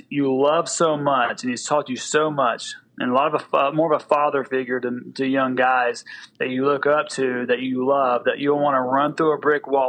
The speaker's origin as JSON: {"language": "English", "region": "the South", "country": "United States", "said": "because I'm from the South and we use all analogies for football."}